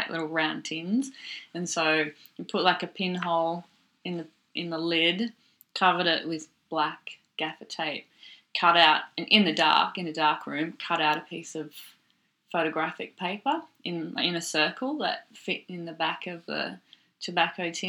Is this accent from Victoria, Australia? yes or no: yes; Seymour, Victoria, Australia; moved away as an adult; also born or lived in Melbourne; I was born in Melbourne. I grew up in a country town in Victoria called Seymour, and I was there till I think I finished high school